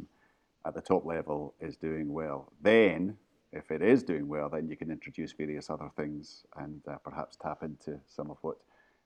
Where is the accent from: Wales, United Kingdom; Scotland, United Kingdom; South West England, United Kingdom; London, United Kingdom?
Scotland, United Kingdom; we as Scottish football fans